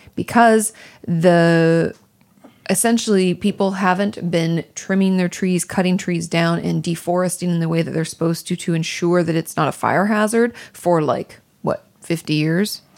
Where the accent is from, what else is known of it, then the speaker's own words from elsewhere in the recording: Washington, United States; also born or lived in Malibu; now in Los Angeles, United States; growing up in Washington State